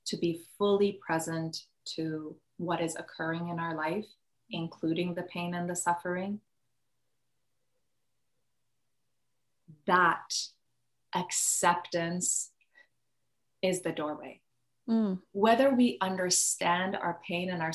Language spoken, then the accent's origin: English; Iran; moved away; I grew up in Iran.